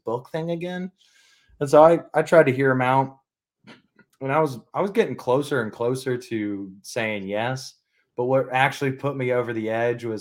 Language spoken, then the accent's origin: English; Alabama, United States; moved away; also born or lived in Georgia; I'm from Alabama